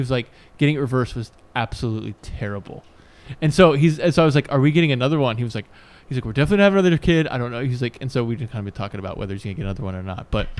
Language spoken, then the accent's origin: English; Newport News, Virginia, United States; One of my best friends, other than you, that I grew up with in Newport News